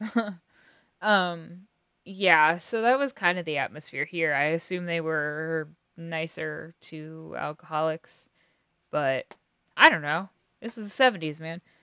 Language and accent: English; Kansas, United States; we're from Kansas